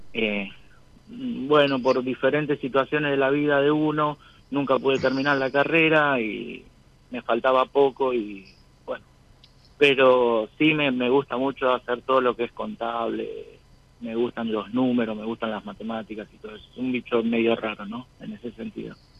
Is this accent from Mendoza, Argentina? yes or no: no; San Antonio de Padua, Buenos Aires Province, Argentina